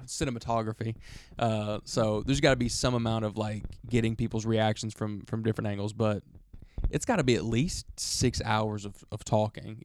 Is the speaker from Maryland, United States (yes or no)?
no; Alabama, United States; we're from Alabama